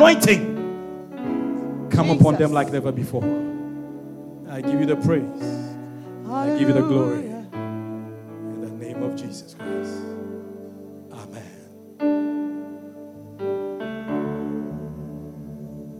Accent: Ashanti, Ghana; I'm an Ashanti man.

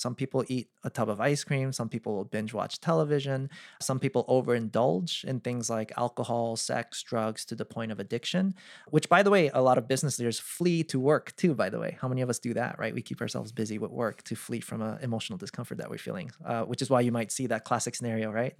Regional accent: East Coast, United States; I'm from the East Coast

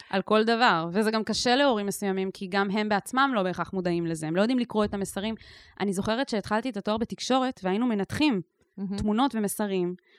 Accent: Ketura, Southern District, Israel; בקיבוץ קטורה, שזה גם במקרה המקום שגדלתי בו

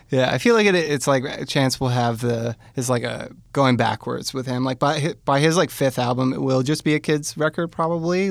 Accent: Hamilton, Ontario, Canada; I grew up in Hamilton

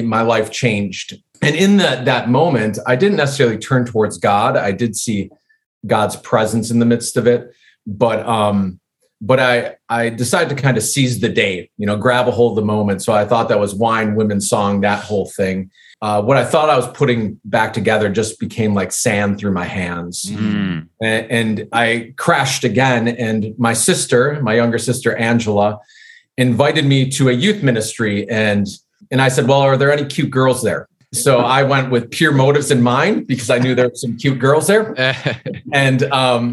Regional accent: West Bend, Wisconsin, United States; I grew up in the Midwest in Wisconsin, a little bit north of Milwaukee in a small town called West Bend

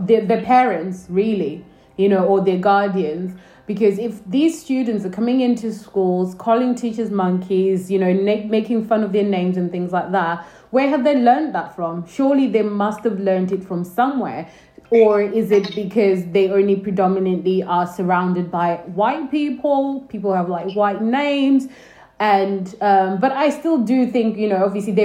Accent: Northampton, East Midlands, United Kingdom; I also went to school in Northampton

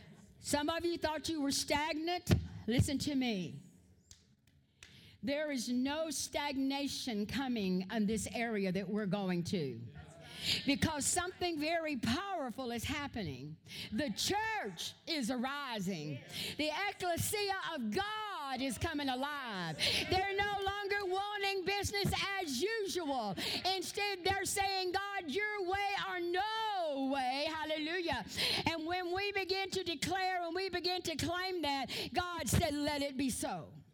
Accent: Louisiana, United States; I'm Cajun. I go, whoa, whoa. I talk with all this stuff.

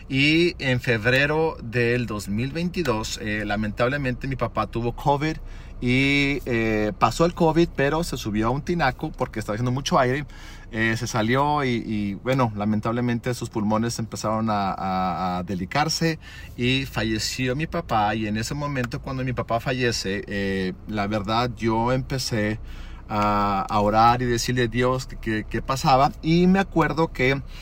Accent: Zacatecas, Mexico; tengo 38 años. Mis padres fueron misioneros a Zacatecas durante 38 años. Soy gringo de cascarón, mexicano de corazón. Cuando llegué a Zacatecas tenía 3 meses de edad.

